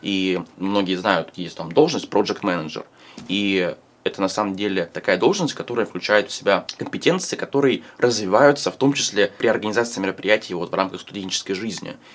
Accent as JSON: {"language": "Russian", "region": "Moscow", "country": "Russia", "tie": "born or raised there", "said": "Я а, родился и вырос в Москве"}